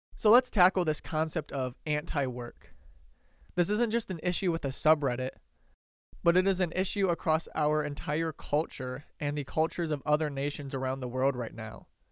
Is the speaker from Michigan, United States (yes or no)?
yes; Detroit, Michigan, United States; I grew up around Detroit